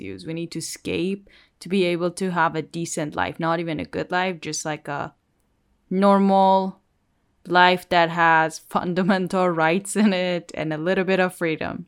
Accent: Iran; born or raised there

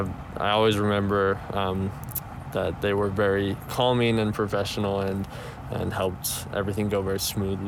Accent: Price, Utah, United States; So I'm from Price.

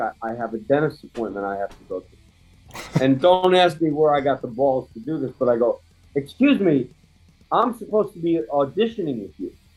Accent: Bristol, Pennsylvania, United States; growing up outside of Philadelphia, a place called Bristol

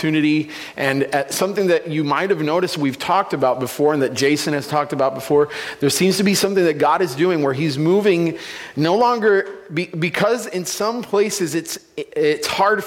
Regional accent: San Juan, Puerto Rico; moved away; I'm originally from Puerto Rico, San Juan, Puerto Rico, the capital

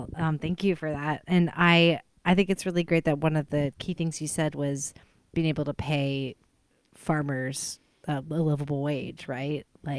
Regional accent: Arizona, United States; now in Pacific Northwest, United States; I'm from Arizona originally.

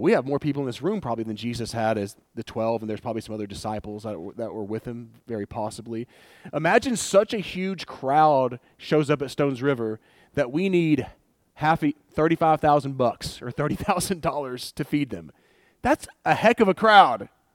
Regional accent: Wartburg, Tennessee, United States; Wartburg. That's where I'm from.

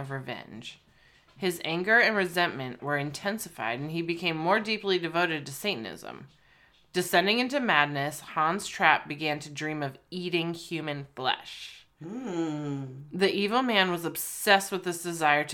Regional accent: United States; we're American

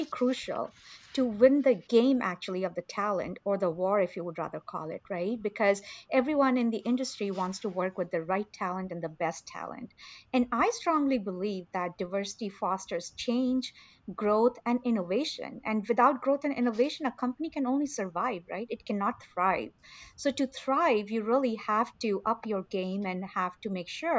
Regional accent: India; moved away; I grew up in India in a very conservative family

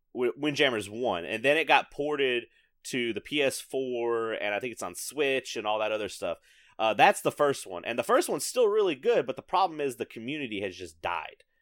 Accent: the South, United States; growing up in the South

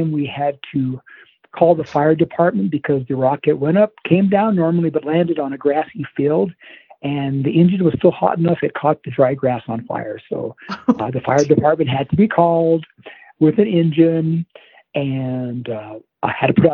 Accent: southwestern Colorado, United States; growing up in southwestern Colorado on a ranch and farm

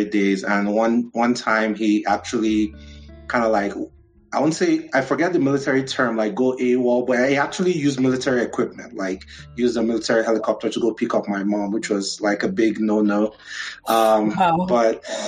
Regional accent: Nigeria; also born or lived in Abeokuta, Ogun, Nigeria / Abuja, Nigeria; now in United States; I remember growing up a little bit in Abeokuta, which is kind of like southwestern Nigeria

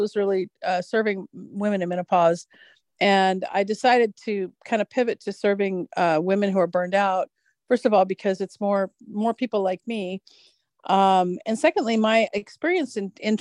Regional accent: United States; growing up in America

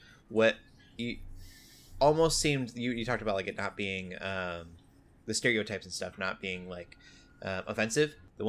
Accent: Omaha, Nebraska, United States; also born or lived in South Dakota / Denver; now in Fort Smith, United States; but I grew up in Omaha, Nebraska. I've been all over the place. Very centralized, like South Dakota, Omaha, Nebraska, Denver, Colorado, and now Fort Smith, Arkansas.

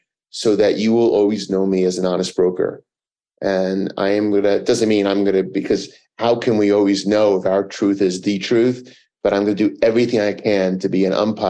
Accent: New York City, New York, United States; I grew up in Manhattan

